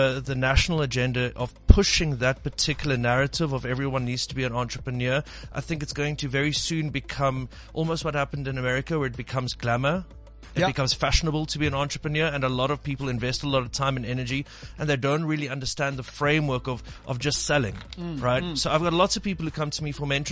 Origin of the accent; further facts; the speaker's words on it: Cape Town, Western Cape, South Africa; I'm from Cape Town